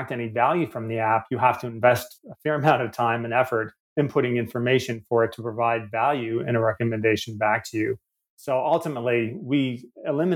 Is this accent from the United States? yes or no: no; Canada; accent: Canadian; moved away as an adult; now in Australia; As you can tell by my accent, a bit of a wayward Canadian who, with my supportive family, thankfully, I've worked and traveled my way across the world to end up in Australia a few years ago